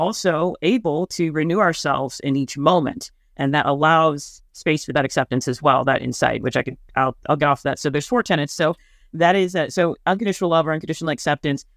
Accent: Midwest, United States; I'm from the Midwest

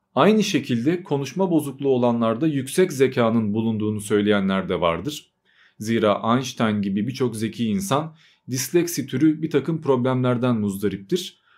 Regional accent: Turkey; first language Albanian; also born or lived in Albania; ben hem Arnavutça ile hem de Türkçeyle büyüdüm ve 3-4 yaşlarındayken Arnavutluktan Türkiye'ye taşındık

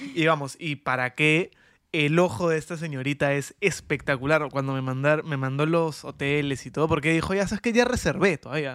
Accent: Peru; somos peruanos

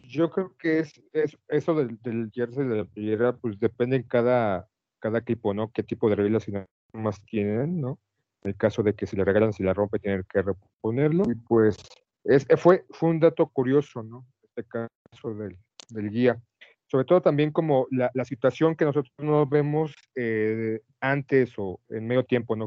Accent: Mexico City, Mexico; somos defeños o antiguos defeños

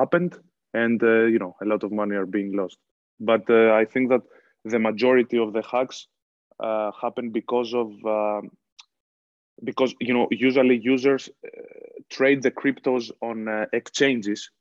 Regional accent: Athens, Attica, Greece; moved away as an adult; also born or lived in Boston; now in Ireland; I was born and raised in Athens, but I have some roots from Mani

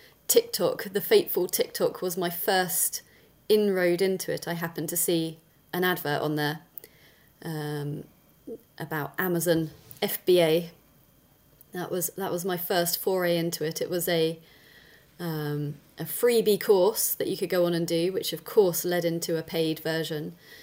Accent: South West England, United Kingdom; So I am pretty much born and bred in Dorset in the UK. And I'm 42 now.

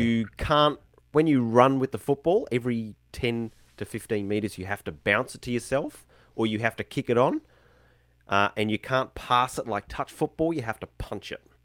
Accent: Brisbane, Queensland, Australia; moved away as an adult; now in Tasmania, Australia; I grew up in Queensland, Brisbane, so north hot

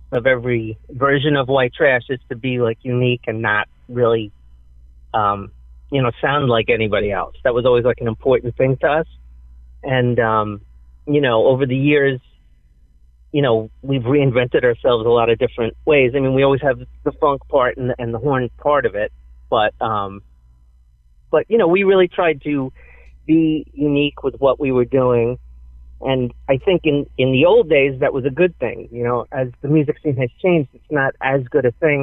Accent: New York City, New York, United States; we come from Fresh Meadows. There's this big grove in the middle of the area. It's like a suburb, and it's like where everybody would meet, you know, to play baseball or then when they got older to smoke weed

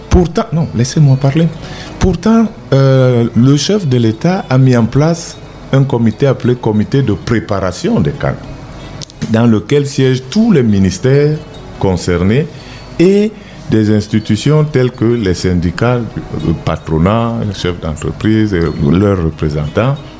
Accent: Cameroon; je ne suis pas camerounais d'origine, je suis camerounais

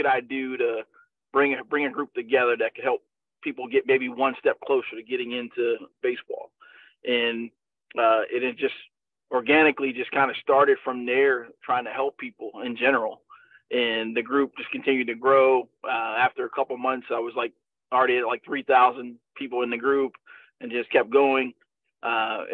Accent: Baltimore, Maryland, United States; my hometown team, the Baltimore Orioles

